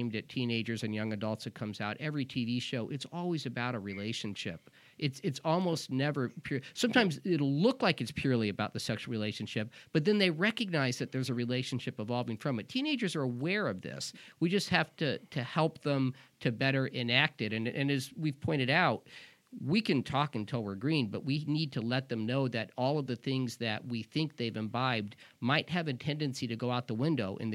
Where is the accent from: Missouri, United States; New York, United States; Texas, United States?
Missouri, United States; Kansas City; now in Boston, United States; I'm from Kansas City